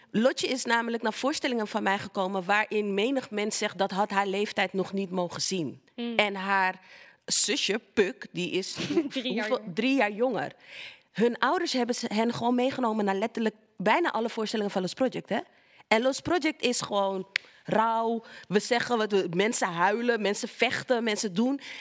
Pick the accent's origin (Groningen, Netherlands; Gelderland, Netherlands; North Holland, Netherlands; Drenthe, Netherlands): North Holland, Netherlands; Amsterdam; de Belmer, Amsterdam Zuidoost. Daar ben ik opgegroeid